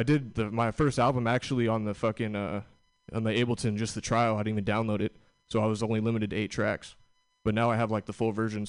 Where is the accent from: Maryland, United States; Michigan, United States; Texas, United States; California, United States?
California, United States; Santa Rosa; I'm from Santa Rosa, California.